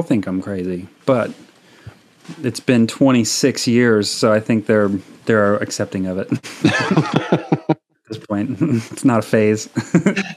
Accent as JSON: {"language": "English", "town": "Florence", "region": "South Carolina", "country": "United States", "tie": "born or raised there", "also_born_or_lived": "New York State", "said": "I grew up in South Carolina, but everybody's from New York. We moved to South Carolina from New York State when I was 6 months old or so and took up root in Florence, South Carolina."}